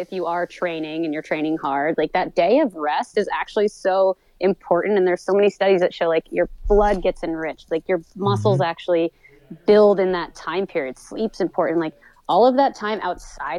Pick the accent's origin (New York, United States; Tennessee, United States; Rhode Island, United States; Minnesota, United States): New York, United States; moved away as an adult; now in Canada; I grew up in New York State